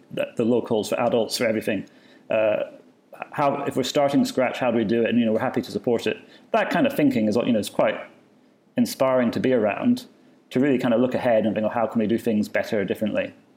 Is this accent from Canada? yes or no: no; Edinburgh, Scotland, United Kingdom; moved away as an adult; now in Dubai, United Arab Emirates; my hometown Edinburgh